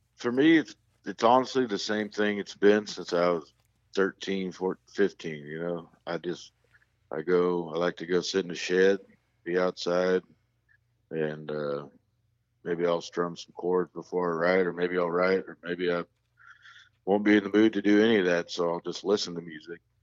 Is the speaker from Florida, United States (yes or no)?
no; North Kansas City, Missouri, United States; born or raised there; also born or lived in Raleigh, North Carolina